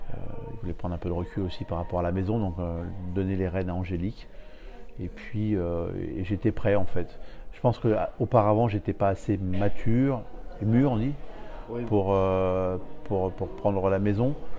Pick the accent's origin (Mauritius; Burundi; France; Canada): France; Paris, Île-de-France; je viens de Paris